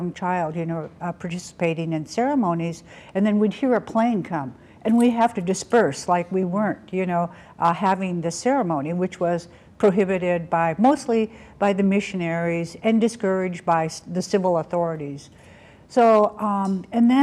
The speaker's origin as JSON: {"language": "English", "town": "Klukwan", "region": "Alaska", "country": "United States", "said": "from the House Lord from the Sun in Klokwan"}